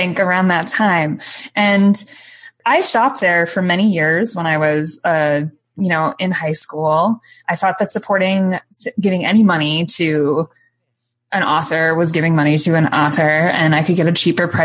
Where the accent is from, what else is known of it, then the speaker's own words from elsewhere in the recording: Cleveland, Ohio, United States; I grew up outside of Cleveland, Ohio, primarily.